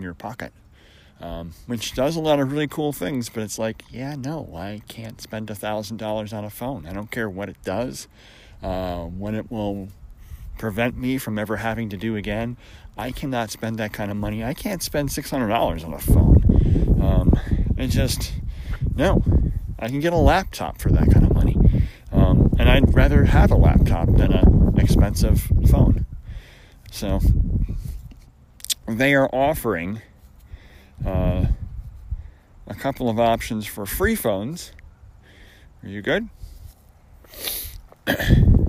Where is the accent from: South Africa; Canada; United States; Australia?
United States; Syracuse, New York; I grew up in Syracuse